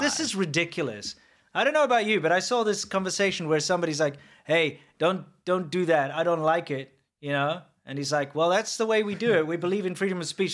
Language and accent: English; South Africa; as a white South African